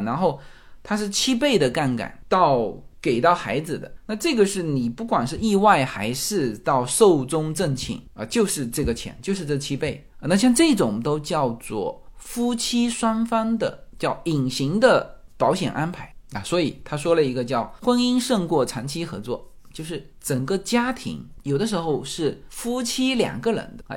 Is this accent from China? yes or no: yes; China; now in United States; 我们中国人